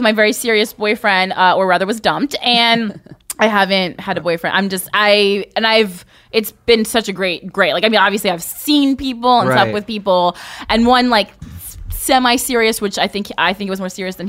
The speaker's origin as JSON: {"language": "English", "region": "New Jersey", "country": "United States", "said": "I'm from Jersey too. I'm from the town next to you."}